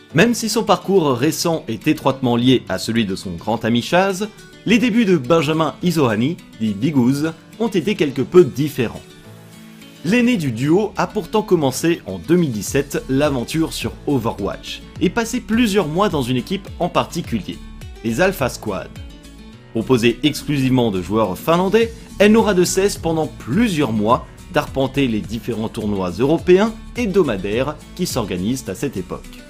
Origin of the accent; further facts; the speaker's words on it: France; en tant que Français